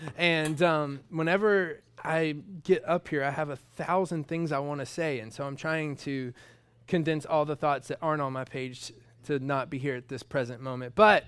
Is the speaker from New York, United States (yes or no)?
no; Georgia, United States; I was raised in the South, in Georgia. And that is the South.